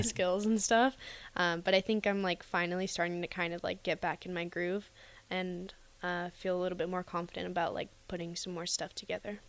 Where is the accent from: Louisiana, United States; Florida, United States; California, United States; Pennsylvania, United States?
California, United States; Camarillo; moved away as an adult; also born or lived in Utah; now in Lincoln, United States; I'm from Camarillo, California, which is like Southern California